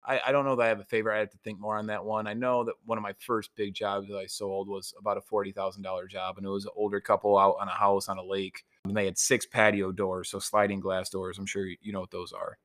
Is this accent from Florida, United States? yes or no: no; Niles, Michigan, United States; also born or lived in Grand Rapids / Los Angeles; my small hometown of Niles